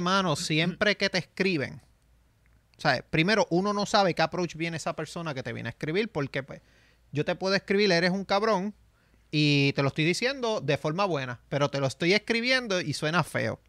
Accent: San Sebastián, Puerto Rico; yo soy de San Sebastián

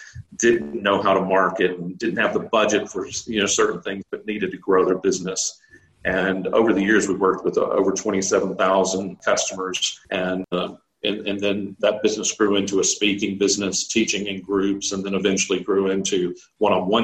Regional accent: Texas, United States; moved away as an adult; also born or lived in Australia; I'm from Texas.

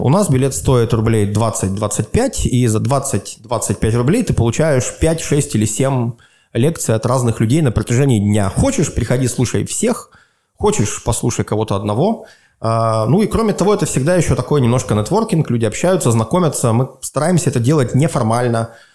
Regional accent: Svetlogorsk, Gomel Region, Belarus; now in Minsk, Belarus; живешь в городе Светлогорске, где, откуда я родом

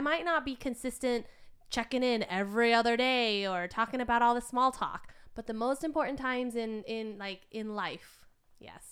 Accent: United States; as kids growing up in America

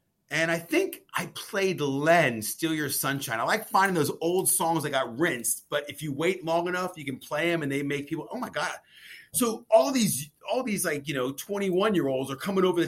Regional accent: Maryland, United States; I'm from Maryland

